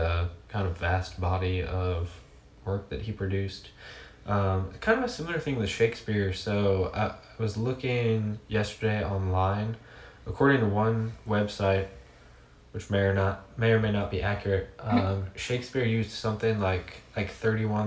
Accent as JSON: {"language": "English", "town": "New Orleans", "region": "Louisiana", "country": "United States", "tie": "born or raised there", "also_born_or_lived": "Dallas, Texas", "moved": "yes", "lives_now": "Hot Springs, United States", "said": "I grew up in New Orleans"}